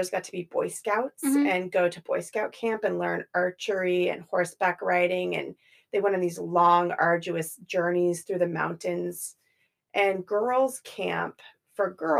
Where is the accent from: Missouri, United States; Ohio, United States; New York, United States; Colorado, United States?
Colorado, United States; I grew up in Colorado